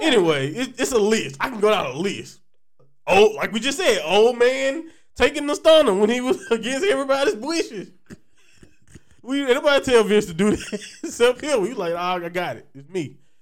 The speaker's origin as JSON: {"language": "English", "region": "Louisiana", "country": "United States", "said": "I'm from Louisiana"}